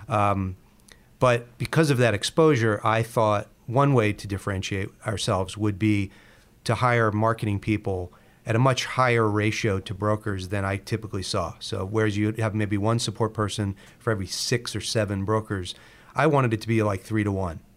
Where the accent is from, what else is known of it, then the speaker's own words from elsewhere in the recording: Baltimore, Maryland, United States; in Baltimore, where we're from.